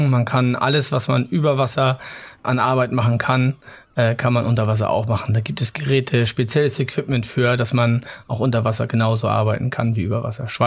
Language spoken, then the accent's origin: German; Mecklenburg-Vorpommern, Germany; ich bin an der Ostsee aufgewachsen, komme aus Mecklenburg in der Nähe von Greifswald